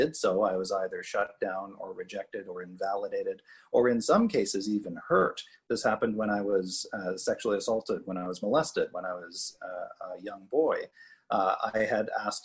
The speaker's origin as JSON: {"language": "English", "area": "Cape Breton", "region": "Nova Scotia", "country": "Canada", "tie": "born or raised there", "said": "I grew up in Cape Breton, Nova Scotia, small town kind of mentality"}